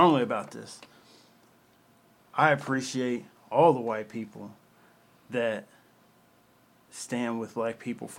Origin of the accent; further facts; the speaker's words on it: Louisville, Kentucky, United States; I grew up in Louisville, Kentucky. That's where I'm from